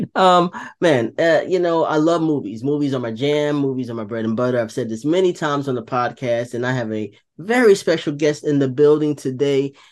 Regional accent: Wilson, North Carolina, United States; also born or lived in New Jersey; now in South Carolina, United States; I was raised in North Carolina in a small town called Wilson

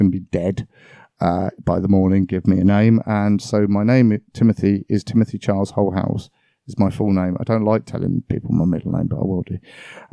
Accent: Dorchester, South West England, United Kingdom; I was born in Dorchester

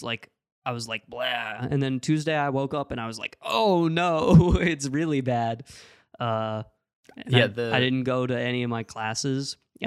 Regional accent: Ohio, United States; but I'm from Ohio.

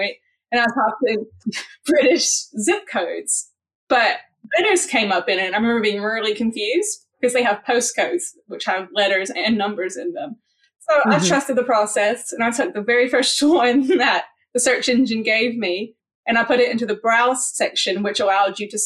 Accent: the South, United States; moved away as an adult; also born or lived in Hawaii; now in Windsor, United Kingdom; I'm from the South originally. I'm from Tennessee and Kentucky, and I was from a really small town

